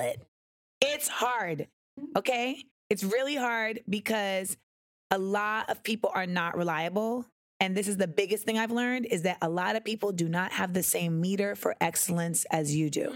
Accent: Grenada; I am West Indian. Like I am from Grenada.

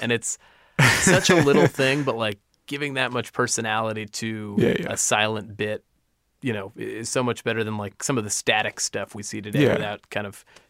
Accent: Los Angeles, California, United States; where I grew up. I love you, L.A. I felt bad shitting on my hometown.

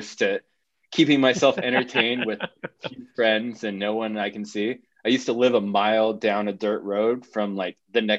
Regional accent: Oakhurst, California, United States; I grew up in right next to Yosemite in this little tourist town called Oakhurst, California

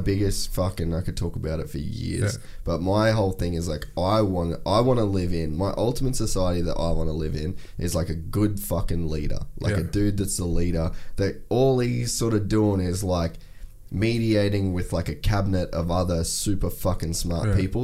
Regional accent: Cairns, Queensland, Australia; I grew up in Cairns

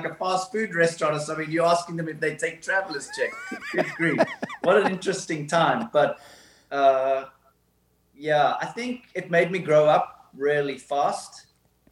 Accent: Somerset West, Western Cape, South Africa; I had an amazing childhood growing up in South Africa in an awesome town called Somerset West

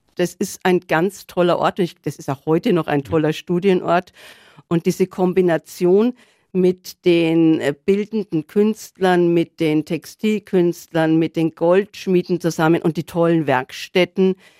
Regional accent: Regensburg, Bavaria, Germany; now in Nuremberg, Germany; Ich komme aus Regensburg und Regensburg ist eine erhaltene mittelalterliche Stadt

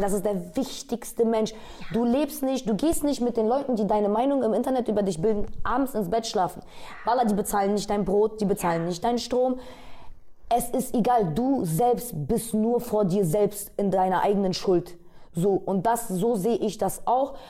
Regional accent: Bremen, Germany; now in Berlin, Germany; ich bin aus Bremen

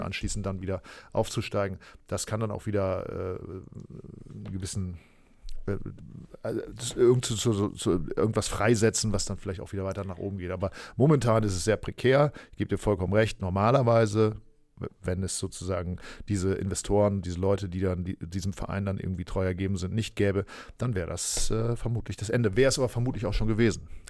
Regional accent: East Frisia, Lower Saxony, Germany; ich bin Ostfriese. Das ist ja eine Region, äh, ja. Äh, die dann im weitesten Sinne zu Niedersachsen gehört

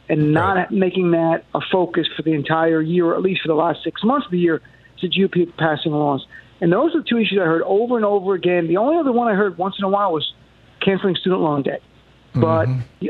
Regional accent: New Jersey, United States; growing up in Jersey

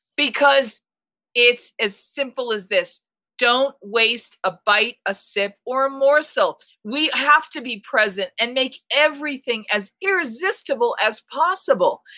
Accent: Boston, Massachusetts, United States; moved away; I'm originally from Boston

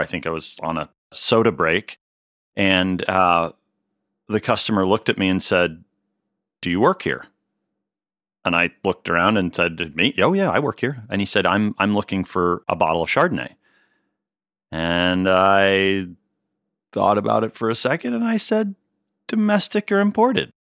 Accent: Pittsburgh, Pennsylvania, United States; moved away as an adult; also born or lived in Cornas, France / Washington, D.C.; now in California, United States; I grew up in Pittsburgh, Pennsylvania

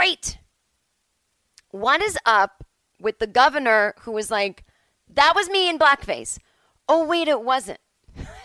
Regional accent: Massachusetts, United States; now in Los Angeles, United States; Where I was growing up on the East Coast

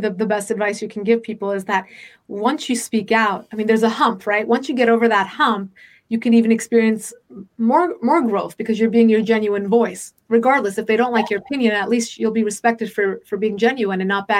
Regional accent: United States; I was born in the United States to Iranian parents.

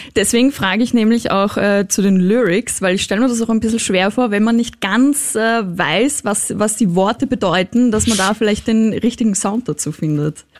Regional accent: Austria; Bei uns in, in Österreich

